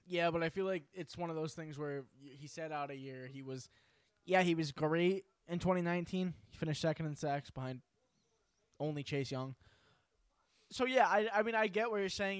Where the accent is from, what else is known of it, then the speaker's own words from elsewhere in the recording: New York, United States; We're from New York.